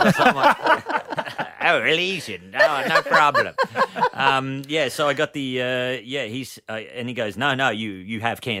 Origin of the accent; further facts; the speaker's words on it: Melbourne, Victoria, Australia; I'm from Melbourne